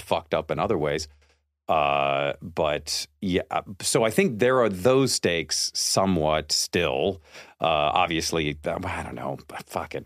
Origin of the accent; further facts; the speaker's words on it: Seattle, Washington, United States; I grew up in Seattle, and I went to the University of Washington